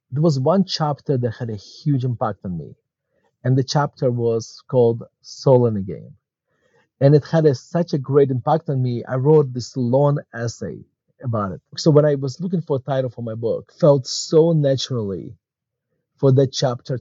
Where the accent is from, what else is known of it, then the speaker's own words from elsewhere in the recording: Murmansk, Murmansk Oblast, Russia; English is a second language; moved away as an adult; now in Denver, United States; as you can tell from my accent, I was not born in the United States. I was born actually in Murmansk, Russia. And my family immigrated to the United States in 1991